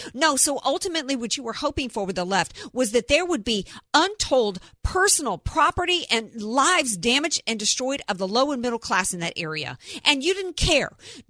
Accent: the South, United States; as somebody who spent most of my life growing up in the South around hurricanes

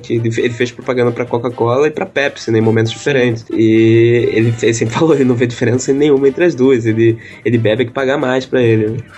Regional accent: Rio de Janeiro, Brazil; eu e o Ulisses, a gente é do Rio

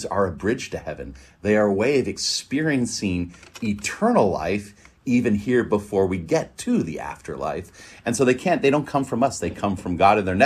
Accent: Northern California, United States; I'm from Northern California

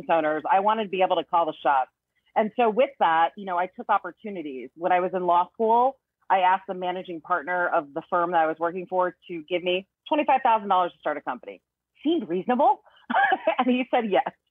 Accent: Northern Virginia, United States; moved away as an adult; also born or lived in Korea; now in Florida, United States; I'm from Northern Virginia. I was born in Korea, but grew up in Northern Virginia

